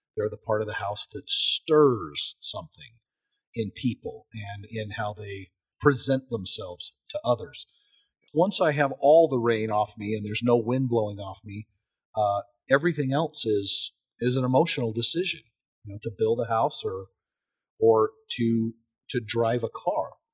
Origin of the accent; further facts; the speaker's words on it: United States; as an American